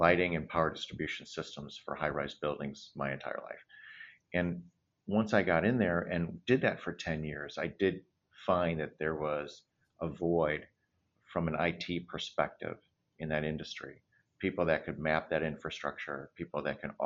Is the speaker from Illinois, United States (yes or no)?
yes; Flossmoor, Illinois, United States; also born or lived in Park Forest, Illinois / West Coast, United States; now in Chicago, United States; my parents had immigrated from India in the mid-50s and had landed initially in Park Forest and then in Flossmoor